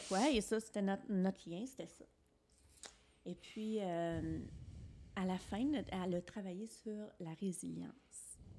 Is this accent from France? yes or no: no; Alexandria, Ontario, Canada; moved away as an adult; mon village. Quand je l'ai quitté à 19 ans